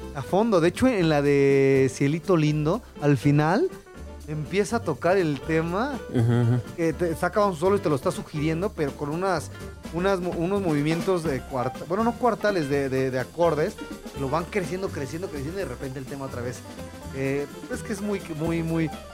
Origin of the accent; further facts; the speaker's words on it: Mexico; como mexicano